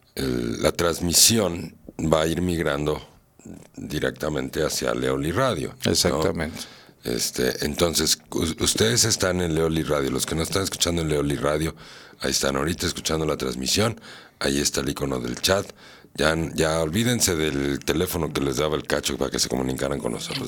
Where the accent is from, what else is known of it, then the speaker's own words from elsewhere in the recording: Mexico; yo también soy mexicano. Quieren o no, parece que no, pero sí. Aquí nací. y aquí me moriré.